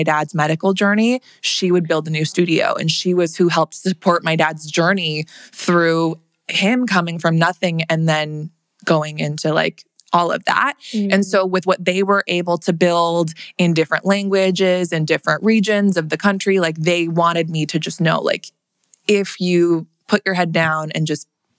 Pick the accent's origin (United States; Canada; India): United States; Wayzata, Minnesota; I grew up in Minnesota. I grew up in a suburb outside of Minneapolis called Wayzata